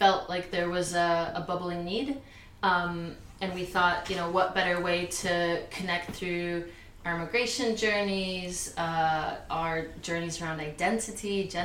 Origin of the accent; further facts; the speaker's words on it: Poland; moved away; I'm also a queer, non-binary Polish immigrant